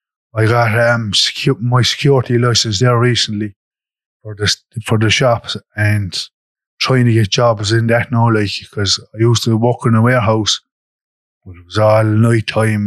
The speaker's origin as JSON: {"language": "English", "town": "Limerick", "region": "Munster", "country": "Ireland", "said": "I'm from Limerick City."}